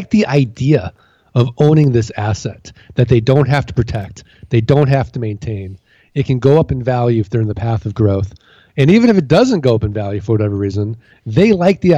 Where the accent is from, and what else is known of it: St. Louis, Missouri, United States